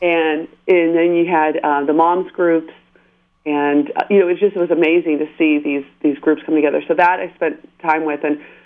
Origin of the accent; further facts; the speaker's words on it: San Diego, California, United States; also born or lived in Panorama City, Los Angeles / Woodland Hills; So I'm a native Southern Californian. I was uh, born and raised in Southern California